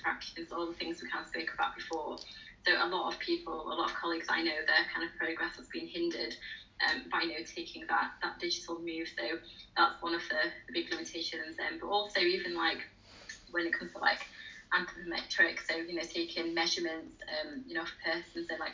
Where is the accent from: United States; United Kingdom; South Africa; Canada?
United Kingdom; England; I was born and raised in England, but my Arab, like my ethnic groups are Arab.